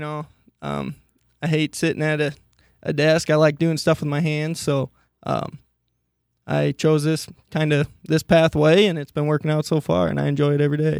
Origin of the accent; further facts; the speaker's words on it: Monticello, Iowa, United States; originally, I'm from Monticello, Iowa, which is about an hour and a half east of here